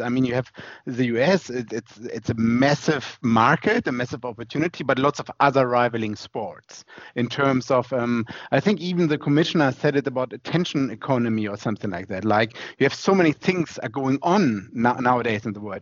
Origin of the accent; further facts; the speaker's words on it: Germany; English is a second language; I'm German